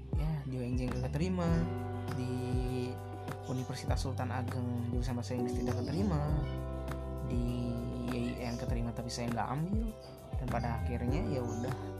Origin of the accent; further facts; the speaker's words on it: Rangkasbitung, Banten, Indonesia; Saya asal Banten, yang dimaknya Banten, yaitu Kota Rangkas Bitung, Kabupaten Lebak.